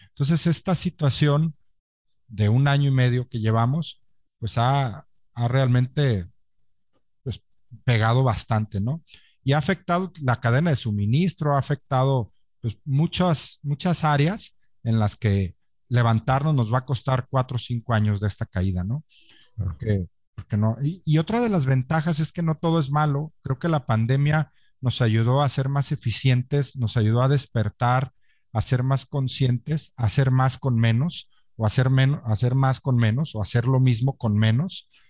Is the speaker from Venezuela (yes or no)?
no; Mexico; Como, tal como mexicanos somos complicados